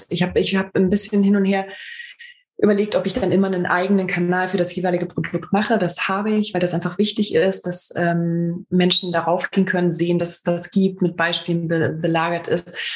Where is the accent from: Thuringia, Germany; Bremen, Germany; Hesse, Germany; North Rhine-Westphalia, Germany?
Thuringia, Germany; in Gera gedruckt, in meiner Heimat, in Thüringen.